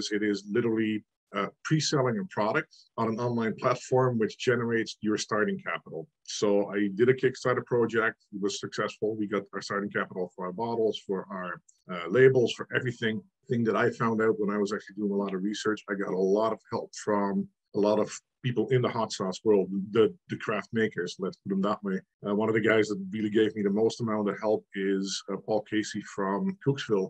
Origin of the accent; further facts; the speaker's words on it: Netherlands; moved away as an adult; now in Canada; I am actually from the Netherlands originally. I immigrated to Canada 16, 17 years ago now.